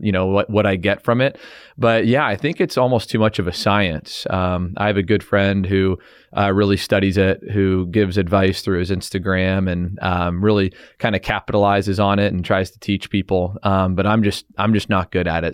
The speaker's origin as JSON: {"language": "English", "country": "Canada", "said": "being Canadian, you know, we have a lot of ties to the Queen"}